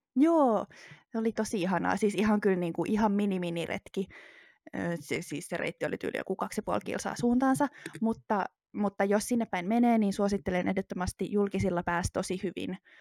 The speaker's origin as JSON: {"language": "Finnish", "town": "Espoo", "region": "Uusimaa", "country": "Finland", "tie": "born or raised there", "said": "mä oon kasvanut Espoossa."}